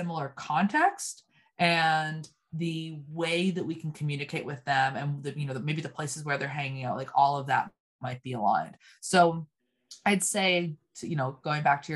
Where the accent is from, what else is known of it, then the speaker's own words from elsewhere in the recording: Canada; also born or lived in Nova Scotia; we're both Canadian.